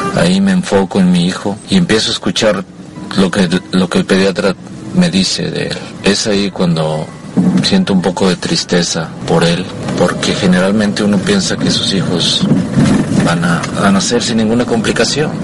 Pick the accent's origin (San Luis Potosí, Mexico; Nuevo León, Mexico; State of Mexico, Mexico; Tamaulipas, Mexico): Nuevo León, Mexico; Monterrey; yo soy de Monterrey, Nuevo León